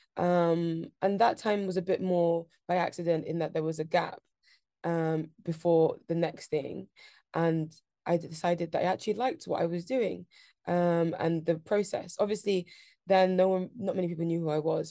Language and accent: English; London, United Kingdom; I grew up in Shoreditch, um, so a very central London